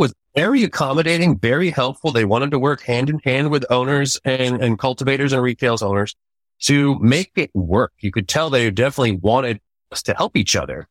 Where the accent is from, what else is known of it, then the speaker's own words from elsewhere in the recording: Central Texas, United States; I was raised in Wichita High School and college here in Central Texas. I went to Westlake High School